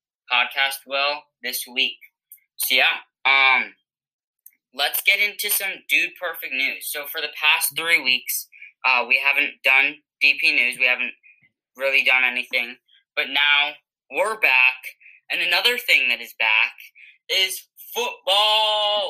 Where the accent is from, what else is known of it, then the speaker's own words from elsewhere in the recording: New England, United States; we're from New England